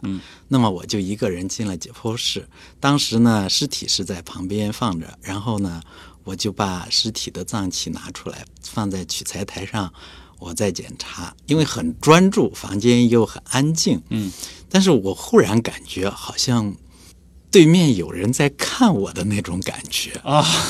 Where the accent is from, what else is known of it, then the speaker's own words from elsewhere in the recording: China; 我们中国人